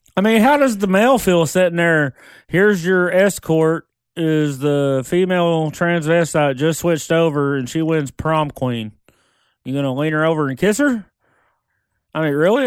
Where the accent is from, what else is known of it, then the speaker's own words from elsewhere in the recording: Oklahoma, United States; we're from Oklahoma